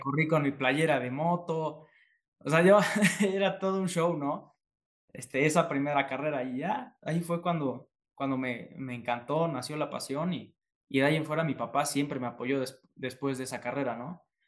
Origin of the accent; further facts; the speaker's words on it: Puebla, Mexico; yo soy de Puebla